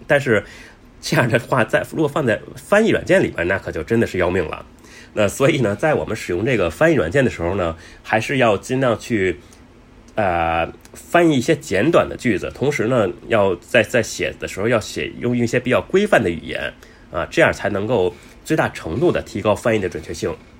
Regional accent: Beijing, China; now in Bangkok, Thailand; 我是中国人，来自北京，那现在住在泰国曼谷

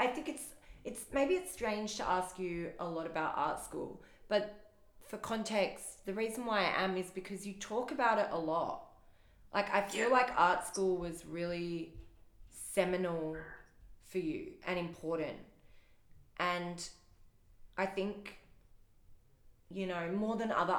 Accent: Adelaide, South Australia, Australia; I grew up in Adelaide

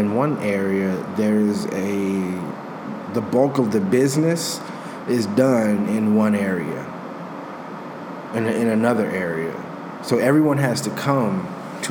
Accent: Chicago, Illinois, United States; being a Chicagoan

